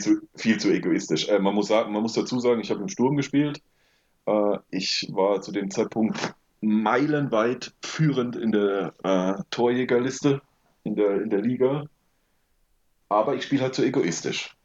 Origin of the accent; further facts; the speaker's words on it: Rauenberg, Baden-Württemberg, Germany; also born or lived in Wiesenbach; wir sind aber dann relativ schnell nach Rauenberg gezogen und äh, das war dann auch sofort eigentlich meine Heimat. Ja, und da eine sehr idyllische, schöne Kindheit erlebt